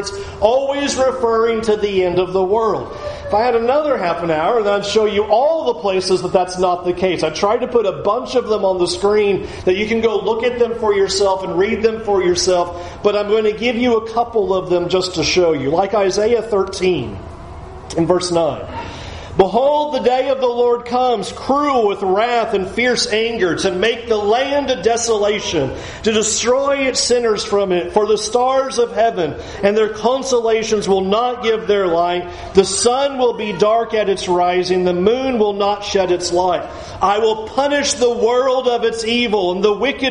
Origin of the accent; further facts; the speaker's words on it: San Diego, California, United States; moved away; When I was a kid growing up in San Diego